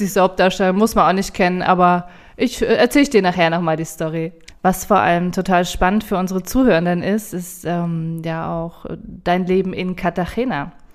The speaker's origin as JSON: {"language": "German", "town": "Potsdam", "region": "Brandenburg", "country": "Germany", "said": "ich bin Potsdamer"}